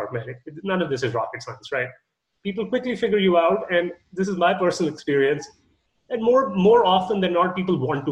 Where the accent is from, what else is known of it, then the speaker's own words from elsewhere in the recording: Canada; I'm Canadian